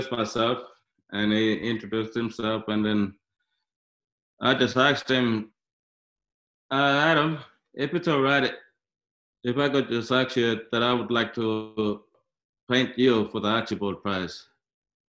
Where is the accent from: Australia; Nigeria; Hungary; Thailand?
Australia; Midland, Western Australia; also born or lived in Alice Springs, Northern Territory; when I was young, I was staying in Alice Springs, and then my mother passed away when I was 6 years old, so they shipped me to Perth City. I grew up in Midland